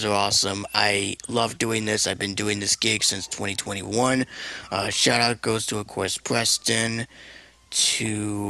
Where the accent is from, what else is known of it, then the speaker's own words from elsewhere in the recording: Puerto Rico; We were both born and raised in Puerto Rico. Well, I'm Puerto Rico.